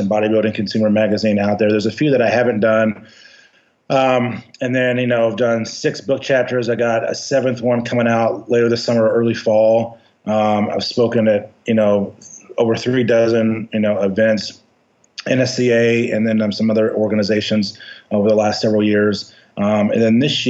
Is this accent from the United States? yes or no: yes; Louisville, Kentucky, United States; also born or lived in Bowling Green, Kentucky / Albuquerque, New Mexico; I'm originally from Louisville, Kentucky